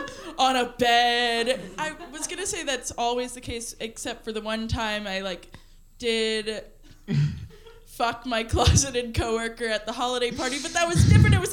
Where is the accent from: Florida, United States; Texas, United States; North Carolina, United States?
Florida, United States; Miami; I'm from Miami.